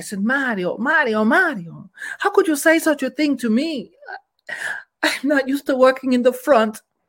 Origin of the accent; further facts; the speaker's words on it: Italy; English is a second language; I'm from Italia.